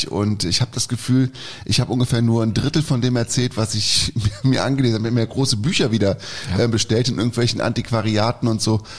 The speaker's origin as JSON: {"language": "German", "town": "Cologne", "region": "North Rhine-Westphalia", "country": "Germany", "tie": "born or raised there", "said": "Als gebürtiger Kölner"}